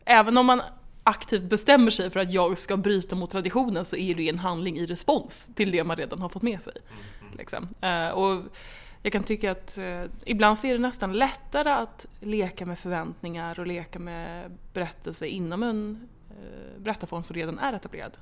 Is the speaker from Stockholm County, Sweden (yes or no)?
yes; Stockholm, Stockholm County, Sweden; Jag är uppvuxen, född och uppvuxen i Stockholm